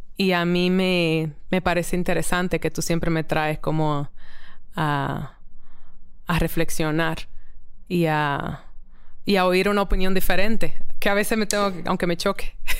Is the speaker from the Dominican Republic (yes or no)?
yes; Dominican Republic; moved away; also born or lived in New York; me siento muy afortunada como caribeña, dominicana